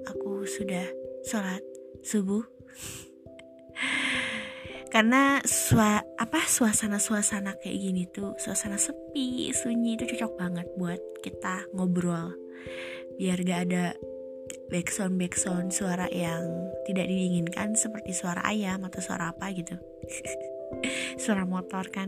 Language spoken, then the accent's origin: Indonesian; West Java, Indonesia; Saya tinggal di salah satu eh salah salah satu kampung di Kabupaten Tasik Malaya. Aku asli orang Sunda.